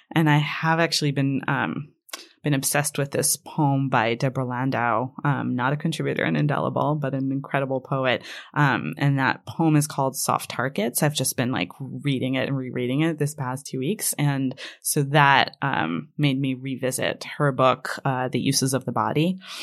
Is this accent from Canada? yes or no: no; Israel; first language Hebrew; English is a second language; moved away; Hebrew is my first language.